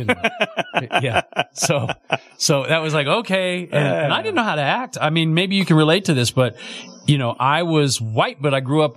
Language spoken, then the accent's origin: English; Oakland, California, United States; now in Las Vegas, United States; I lived at 74th and MacArthur.